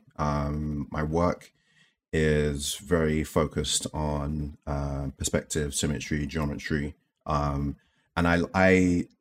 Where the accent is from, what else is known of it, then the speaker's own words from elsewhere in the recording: London, United Kingdom; I guess growing up in East London